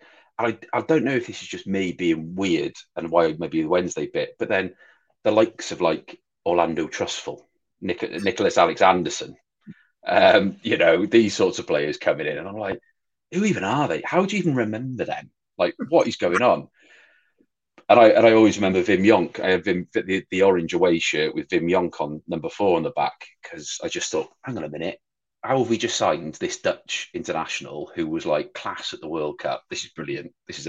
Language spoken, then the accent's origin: English; Wales, United Kingdom; And then, of course, being Welsh, Pembridge, Mark Pembridge as well.